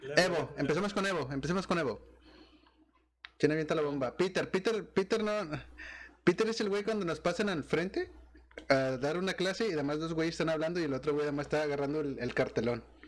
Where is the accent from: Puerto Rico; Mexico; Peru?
Mexico; Monterrey, Nuevo León; yo como Regio